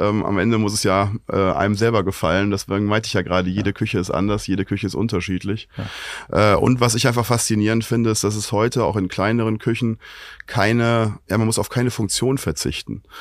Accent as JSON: {"language": "German", "area": "Oberbergisches Land", "region": "North Rhine-Westphalia", "country": "Germany", "lives_now": "Cologne, Germany", "said": "Ich komme aus dem Oberbergischen."}